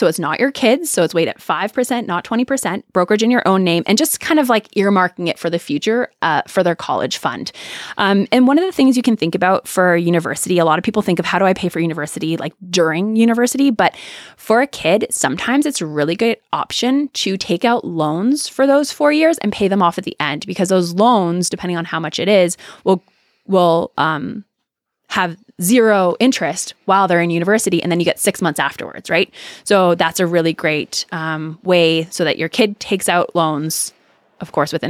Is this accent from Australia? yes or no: no; Canada; now in United States; I was terrified of student loans because I came from Canada, which it's not a big conversation up there.